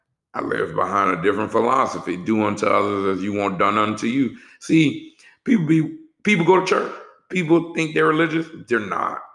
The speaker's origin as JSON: {"language": "English", "town": "New Orleans", "region": "Louisiana", "country": "United States", "also_born_or_lived": "Texas", "moved": "yes", "lives_now": "Atlanta, United States", "said": "I'm from New Orleans"}